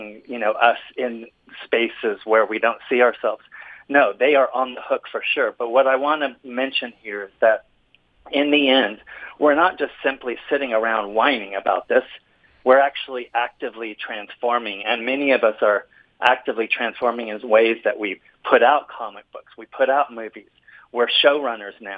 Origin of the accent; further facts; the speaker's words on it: California, United States; also born or lived in Mexico City, Mexico; we moved back to California when I was five.